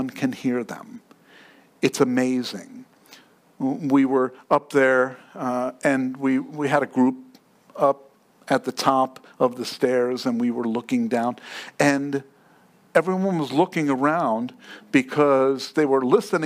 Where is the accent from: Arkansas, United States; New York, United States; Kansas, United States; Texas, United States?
New York, United States; moved away; I grew up in New York.